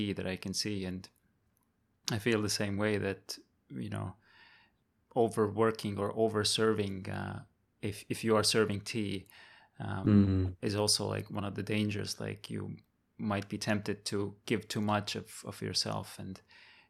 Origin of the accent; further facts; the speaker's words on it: Estonia; now in Taiwan; I grew up in Estonia